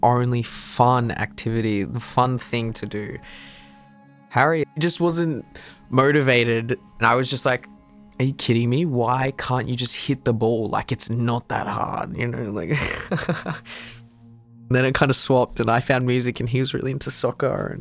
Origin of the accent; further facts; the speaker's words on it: Shepparton, Victoria, Australia; I was born in Shepparton, which is about 3 hours from Melbourne